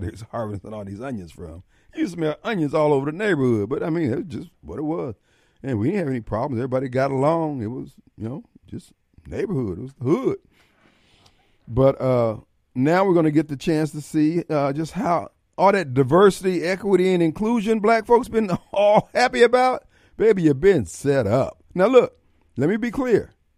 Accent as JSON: {"language": "English", "town": "Joliet", "region": "Illinois", "country": "United States", "tie": "born or raised there", "said": "growing up in Joliet"}